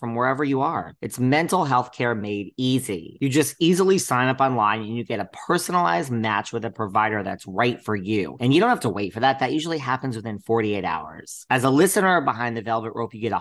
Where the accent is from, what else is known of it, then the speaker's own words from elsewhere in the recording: Connecticut, United States; now in New York, United States; I'm originally from Connecticut. So, you know, suburbs